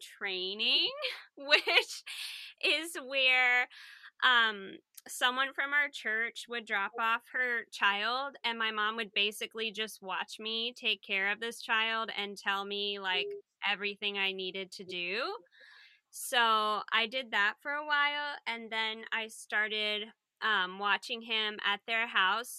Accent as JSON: {"language": "English", "region": "the South", "country": "United States", "said": "I'm from the South"}